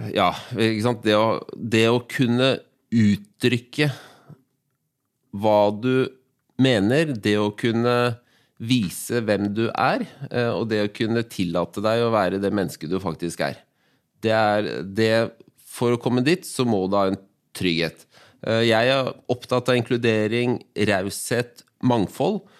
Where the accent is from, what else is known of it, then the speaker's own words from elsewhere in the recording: Oslo, Norway; jeg, er født og oppvokst i Groruddalen